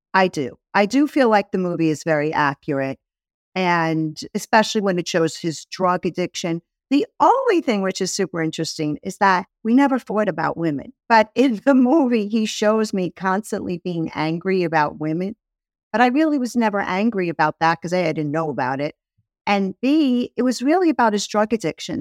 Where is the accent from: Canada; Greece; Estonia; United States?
United States; New York City, New York; I grew up in Brooklyn